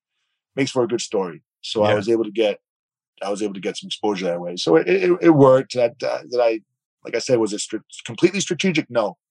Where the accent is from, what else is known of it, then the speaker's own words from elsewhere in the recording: East Coast, United States; I have a group of guys that I grew up with on the East Coast from grade school who were still friends to this day, close friends.